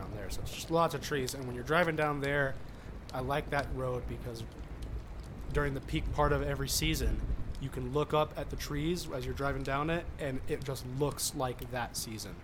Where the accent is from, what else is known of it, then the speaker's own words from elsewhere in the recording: Southern California, United States; now in Colorado, United States; When I was growing up, I grew up in Southern California